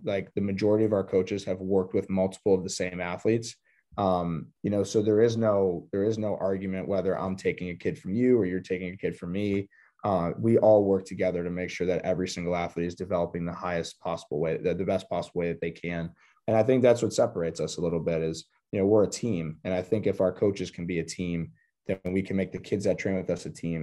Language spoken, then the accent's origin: English; Pittsburgh, Pennsylvania, United States; I'm originally from Pittsburgh, Pennsylvania. Um, grew up there